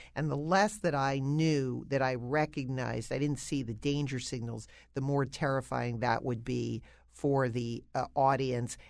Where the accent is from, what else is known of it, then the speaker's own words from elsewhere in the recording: Connecticut, United States; moved away; I grew up in New England